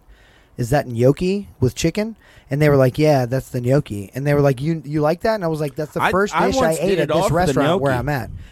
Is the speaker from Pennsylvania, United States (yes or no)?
no; Atlanta, Georgia, United States; moved away as an adult; now in Florida, United States; I'm from Atlanta, so it's not far.